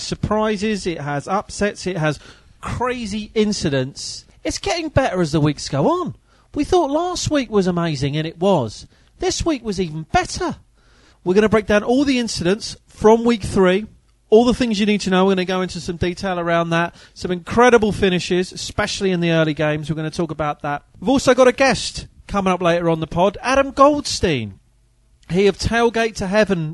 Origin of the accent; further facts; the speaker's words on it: United Kingdom; as a British kid growing up in the 80s